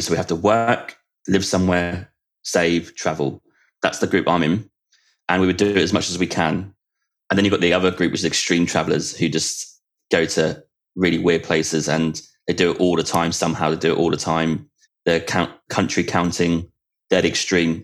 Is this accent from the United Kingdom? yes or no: yes; United Kingdom; in UK it's called sixth form